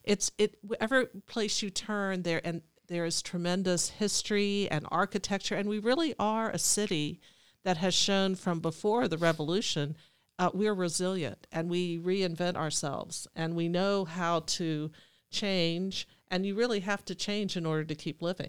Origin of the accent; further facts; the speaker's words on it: Alexandria, Virginia, United States; now in Cumberland, United States; I grew up in Alexandria, Virginia, I was an only child